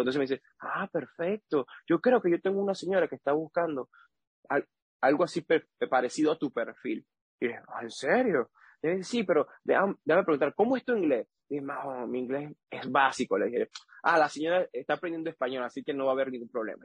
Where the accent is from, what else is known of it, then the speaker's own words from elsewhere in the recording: Boconó, Trujillo, Venezuela; moved away as an adult; also born or lived in Panama; now in Taiwan; soy de Venezuela